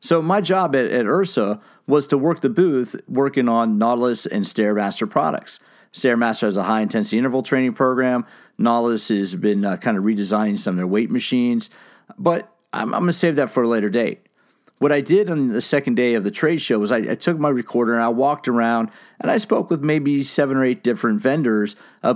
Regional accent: San Diego, California, United States; from my hometown, San Diego, California

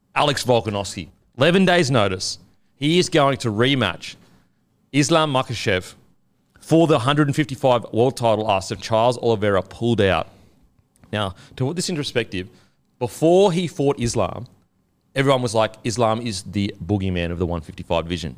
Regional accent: Queensland, Australia; as a Queenslander

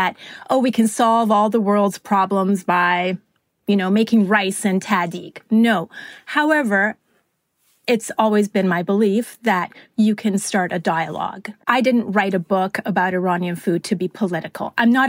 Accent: Vancouver, British Columbia, Canada; also born or lived in Italy; now in Los Angeles, United States; And we originally moved to Italy, and then from Italy, it was on to Vancouver, Canada. And I grew up in Vancouver before moving to Los Angeles some 20-odd years ago.

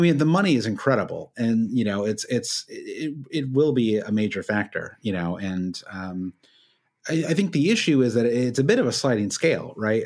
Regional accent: Midwest, United States; moved away as an adult; now in Brooklyn, United States; when I was growing up in the Midwest

